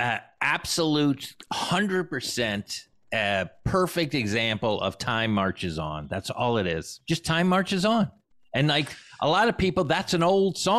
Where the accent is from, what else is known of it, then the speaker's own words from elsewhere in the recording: United States; I'm from the United States